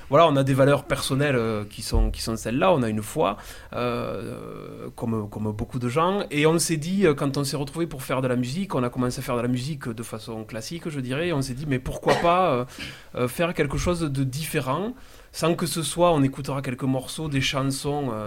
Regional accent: Castres, Occitania, France; on vient de Castres, c'est pas très loin d'Albi.

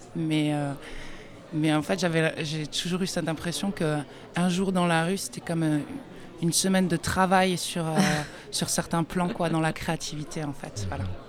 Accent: France; moved away as an adult; also born or lived in United States; J'ai grandi euh, en France

